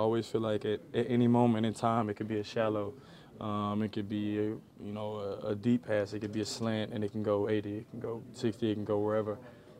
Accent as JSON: {"language": "English", "town": "New Orleans", "region": "Louisiana", "country": "United States", "tie": "born or raised there", "said": "I mean, I grew up in New Orleans."}